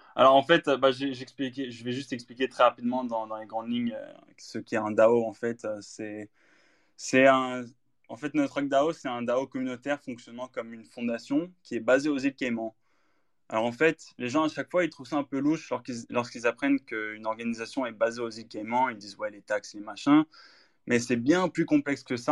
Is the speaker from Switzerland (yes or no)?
no; Paris, Île-de-France, France; also born or lived in United Kingdom; français, français. Je suis né à Paris, en fait, mais ma mère, est américaine